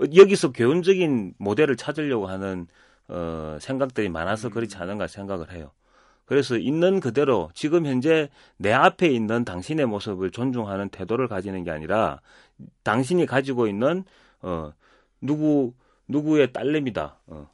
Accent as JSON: {"language": "Korean", "region": "Busan", "country": "South Korea", "tie": "born or raised there", "said": "태어나고 자란 곳은 다 부산인데"}